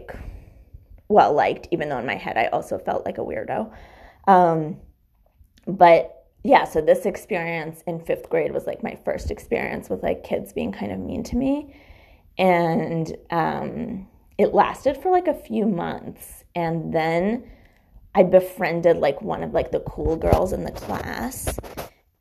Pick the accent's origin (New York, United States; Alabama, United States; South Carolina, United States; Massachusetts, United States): Massachusetts, United States; Weston; also born or lived in Newton; in the middle of fifth grade, I moved from Newton to Weston